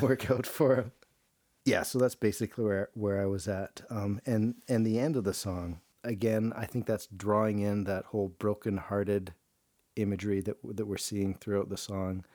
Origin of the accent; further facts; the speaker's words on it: Canada; I'm a Canadian. I live in the frozen tundra